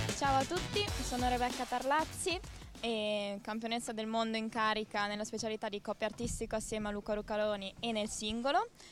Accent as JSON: {"language": "Italian", "town": "San Giovanni in Persiceto", "region": "Emilia-Romagna", "country": "Italy", "said": "Io sono di Bologna, Pattino San Giovanni in Persiceto, sono dell'Unione Polisportiva Persigetana"}